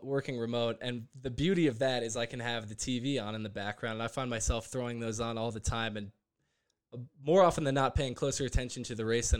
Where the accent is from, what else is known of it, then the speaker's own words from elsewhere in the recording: Chicago, Illinois, United States; you don't get a whole lot of other like big IndyCar guys growing up in Chicago, right?